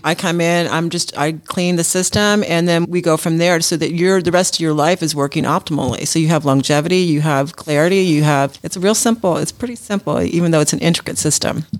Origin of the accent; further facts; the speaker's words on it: Los Angeles, California, United States; now in Georgia, United States; I'm from Los Angeles